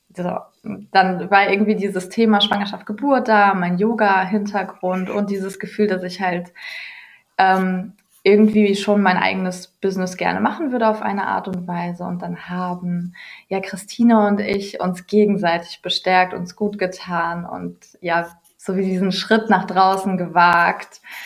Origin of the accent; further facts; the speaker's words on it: Ruhr area, North Rhine-Westphalia, Germany; ich komme aus dem Ruhrgebiet